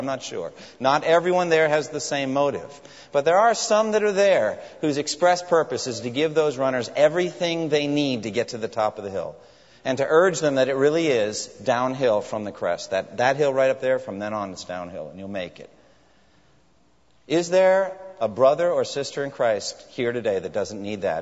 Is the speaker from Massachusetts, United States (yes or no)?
yes; Framingham, Massachusetts, United States; my hometown of Framingham, Massachusetts